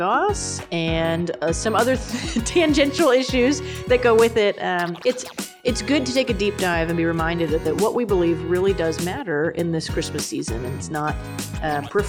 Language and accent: English; Franklin, Texas, United States; I'm from Franklin, Texas